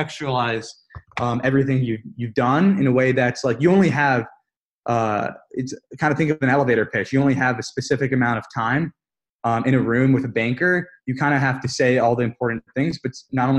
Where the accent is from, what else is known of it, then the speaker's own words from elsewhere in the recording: New York, United States; I'm from New York again, but I was in San Francisco for an internship, this past summer.